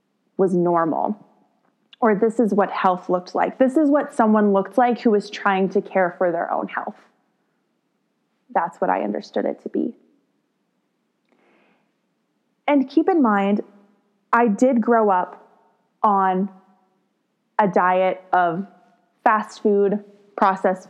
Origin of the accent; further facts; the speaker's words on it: Texas, United States; I grew up in the Texas public school system